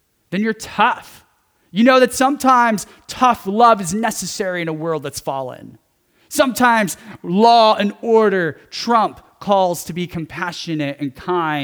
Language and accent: English; California, United States; growing up in California, having family members and friends that are Latino